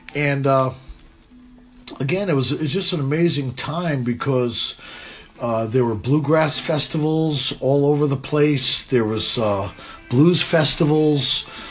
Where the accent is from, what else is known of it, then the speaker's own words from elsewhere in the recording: New London, Connecticut, United States; where I was born and raised, was uh, a little town in Connecticut called New London, Connecticut, uh, southeastern Connecticut